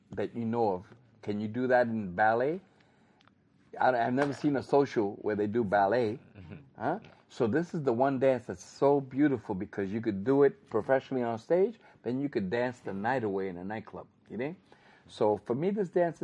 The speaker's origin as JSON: {"language": "English", "region": "New York", "country": "United States", "said": "I come from New York"}